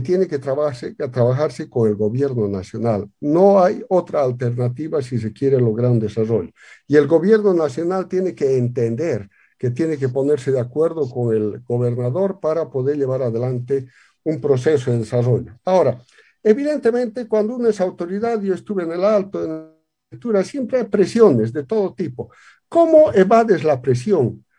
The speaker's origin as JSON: {"language": "Spanish", "region": "La Paz", "country": "Bolivia", "said": "soy de La Paz, vengo, mis antepasados vienen de Carabuco"}